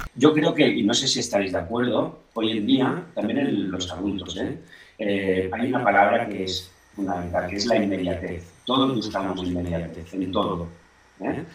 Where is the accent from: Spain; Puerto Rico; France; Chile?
Spain; Blanes, Catalonia; mi pueblo